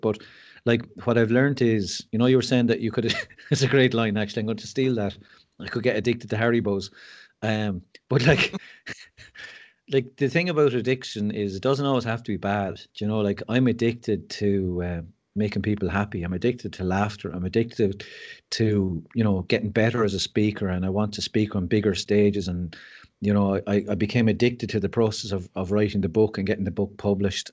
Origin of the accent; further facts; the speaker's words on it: Mullingar, Leinster, Ireland; also born or lived in West Wicklow; we grew up in Mullingar and my parents moved to West Wicklow